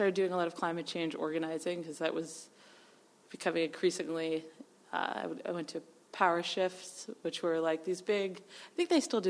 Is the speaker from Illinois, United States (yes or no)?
no; New Hampshire, United States; moved away; I grew up in New Hampshire.